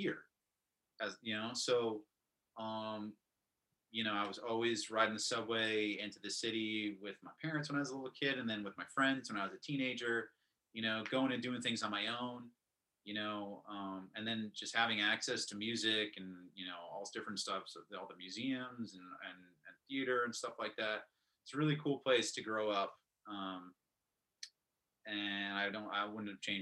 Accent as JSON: {"language": "English", "town": "Brooklyn", "region": "New York", "country": "United States", "tie": "born or raised there", "also_born_or_lived": "Winston-Salem, North Carolina", "said": "I came home back to my, where I grew up in Brooklyn"}